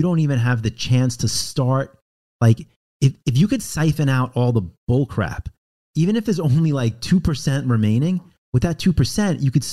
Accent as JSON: {"language": "English", "town": "Roslyn", "region": "New York", "country": "United States", "tie": "born or raised there"}